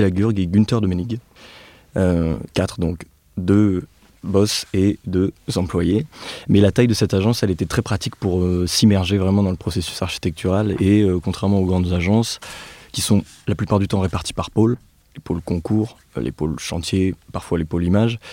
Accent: Nevers, Bourgogne-Franche-Comté, France; moved away; also born or lived in Clermont-Ferrand; je suis né et j'ai grandi à Nevers, comme Félix

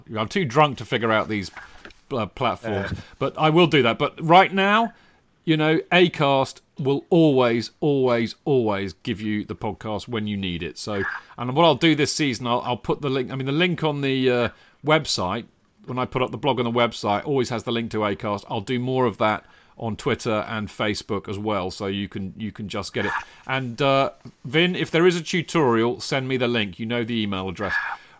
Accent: London, United Kingdom; One, maybe it's because I'm a Londoner.

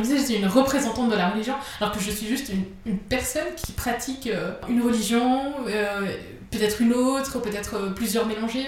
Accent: Geneva, Switzerland; je suis de Genève.

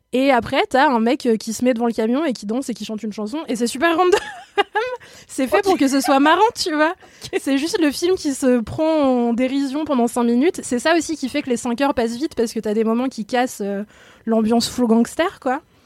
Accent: France; on est française

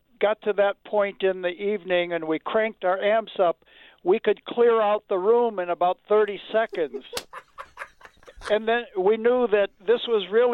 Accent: Detroit, Michigan, United States; I'm from Detroit, and I grew up on Motown rhythm sections

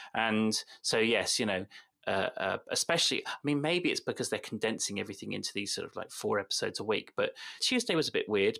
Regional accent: West Country, South West England, United Kingdom; accent: West Country; My West Country accent mm. does come on a bit

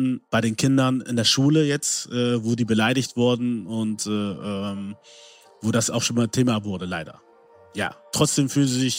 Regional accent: Germany; dass ich mich nicht als Deutscher gesehen habe, obwohl ich hier geboren bin, hier aufgewachsen bin, Deutsch die Sprache ist, die ich am besten spreche und verstehe

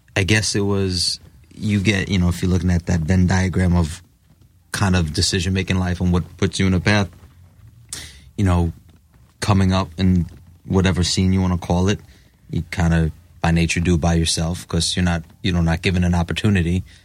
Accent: New York, United States; born and raised in New York

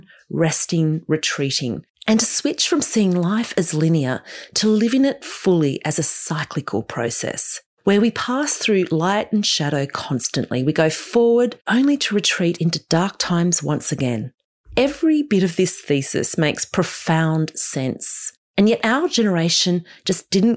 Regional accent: Australia; as an Australian

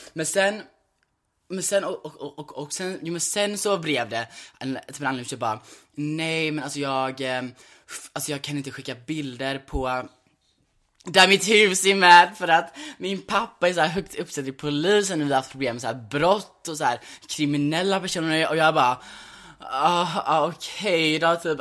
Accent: Sweden; vi är cold bitches här i Sverige

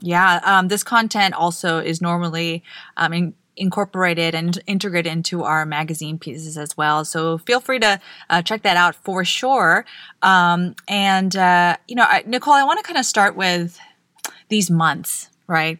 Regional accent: Guam; I grew up on Guam

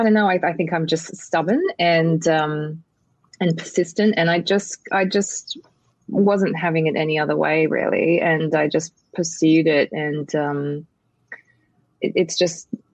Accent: Australia; moved away as an adult; now in United States; I grew up in Australia

